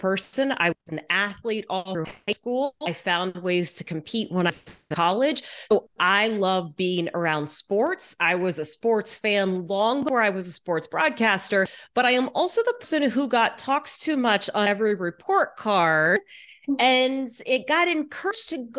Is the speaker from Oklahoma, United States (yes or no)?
no; Texas, United States; moved away as an adult; also born or lived in Louisiana; now in Seattle, United States; I was born in Louisiana, grew up mostly in Texas. My family is still in Houston, but I have lived in Seattle for more than 22 years now